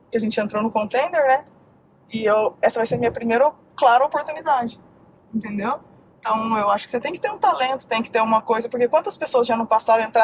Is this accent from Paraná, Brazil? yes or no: no; Uberlândia, Minas Gerais, Brazil; moved away; A gente saiu de Uberlândia, fomos dois, passamos um perrengue em São Paulo, passamos um perrengão em São Paulo.